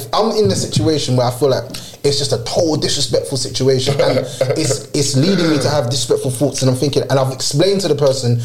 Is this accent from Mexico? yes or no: no; Jamaica; I'm Jamaican